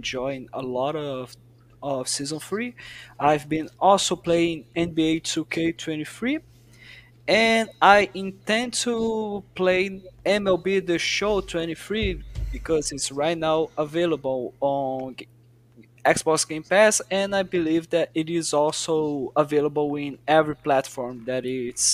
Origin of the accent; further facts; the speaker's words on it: Brazil; I'm from Brazil